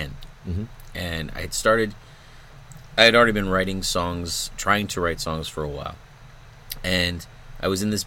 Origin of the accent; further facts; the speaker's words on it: Pickering, Ontario, Canada; also born or lived in Scarborough, Ontario; I was born in Scarborough, Ontario, and then we moved to Pickering